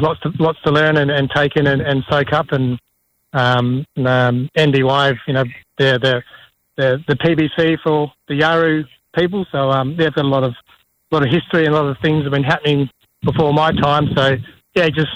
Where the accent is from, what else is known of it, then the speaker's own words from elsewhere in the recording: Perth, Western Australia, Australia; moved away as an adult; also born or lived in Kalgoorlie / Kimberley; now in Broome, Australia; I'm from Perth. I'm the youngest of 7 kids, so I always got the last of the food and stuff. So, from a big family and been living down there most of my life